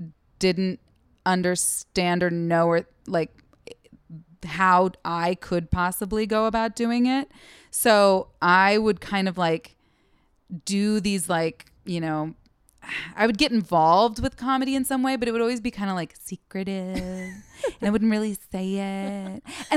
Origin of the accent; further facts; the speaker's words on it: Seattle, Washington, United States; moved away as an adult; also born or lived in Los Angeles / Portland, Oregon; now in New York, United States; I'm originally from Seattle. Yes. Yes. I went to school in LA and then like transferred to another school in Washington State and then ended up in Portland for a couple of years.